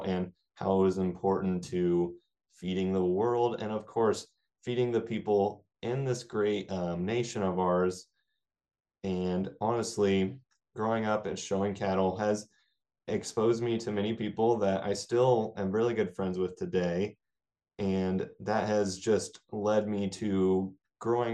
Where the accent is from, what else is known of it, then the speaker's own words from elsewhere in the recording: Clay Center, Kansas, United States; where I grew up in Clay Center, Kansas.